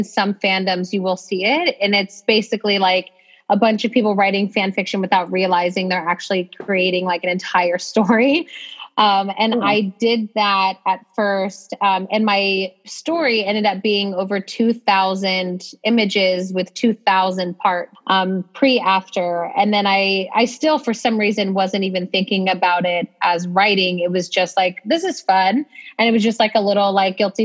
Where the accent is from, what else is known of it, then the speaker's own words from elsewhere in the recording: Ohio, United States; moved away as an adult; also born or lived in Texas; I grew up in a pretty small town in Ohio